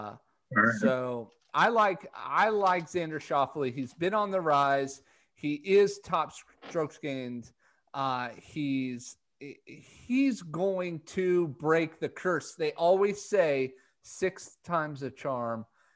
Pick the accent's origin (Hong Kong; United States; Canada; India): United States; Colorado; I'm from Colorado